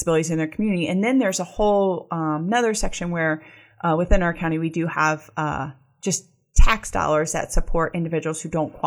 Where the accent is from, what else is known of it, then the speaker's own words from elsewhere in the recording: Akron, Ohio, United States; I grew up in Akron and I grew up in a neighborhood called Goodyear Heights